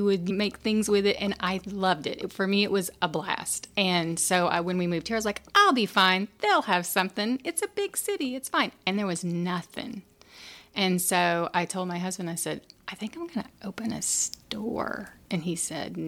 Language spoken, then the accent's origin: English; Tennessee, United States; moved away as an adult; also born or lived in Chattanooga, Tennessee / Charleston / Mississippi; now in Hampstead, United States; I'm originally from Tennessee, the hills of Tennessee.